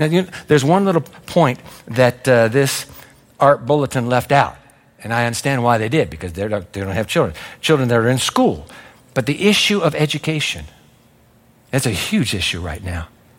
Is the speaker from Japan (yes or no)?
yes; Japan; born there; I was born in Japan after the atomic bomb in Hiroshima